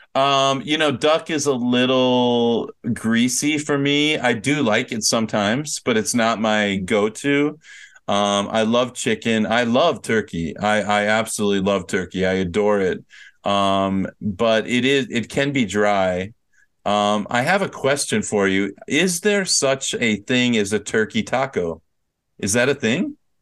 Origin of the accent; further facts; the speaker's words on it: Minnesota, United States; I'm from Minnesota